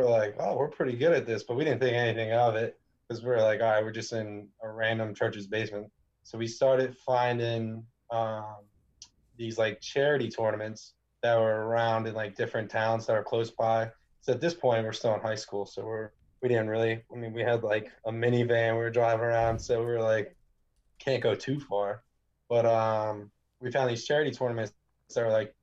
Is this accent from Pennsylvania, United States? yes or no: yes; right outside of Philadelphia, Pennsylvania, United States; I was born and raised right outside of Philadelphia